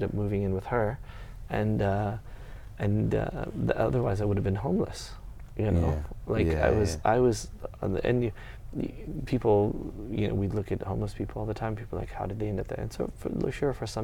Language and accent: English; Austin, Texas, United States; I don't say I'm from Texas, I'm from Austin.